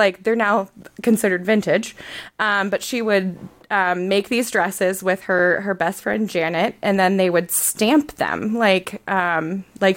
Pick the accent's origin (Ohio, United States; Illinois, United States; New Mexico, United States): Ohio, United States; Hudson; I grew up in Hudson, Ohio, just north of here